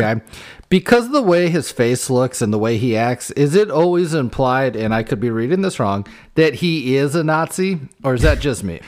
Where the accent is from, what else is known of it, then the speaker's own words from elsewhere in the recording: Iowa, United States; we grew up playing football in Iowa